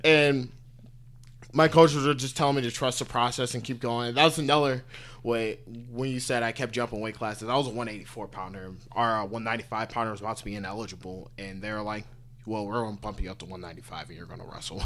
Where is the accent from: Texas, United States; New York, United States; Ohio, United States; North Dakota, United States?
Ohio, United States; Parma; moved away; I grew up in a suburb called Parma.